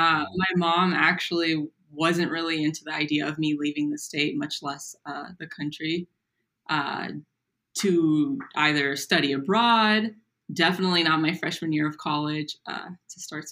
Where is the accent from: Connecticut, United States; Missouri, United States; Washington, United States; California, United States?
California, United States; Napa; I grew up in Napa, California. It was good to be back home. I kind of stay local after college